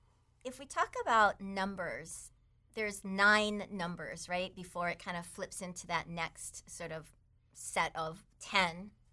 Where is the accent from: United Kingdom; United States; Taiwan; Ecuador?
Taiwan; English is a second language; but I grew up in Taiwan with a bunch of Chinese relatives, so I was mostly just this Chinese kid that went to American school. But I spoke Chinese most of my growing up years.